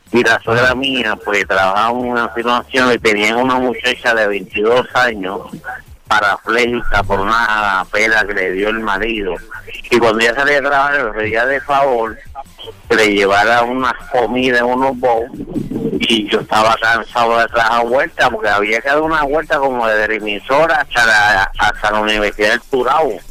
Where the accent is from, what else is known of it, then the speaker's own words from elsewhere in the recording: Puerto Rico; yo crucé por ahí, yo soy puertorriqueño, lo más fácil es lo ah. mejor.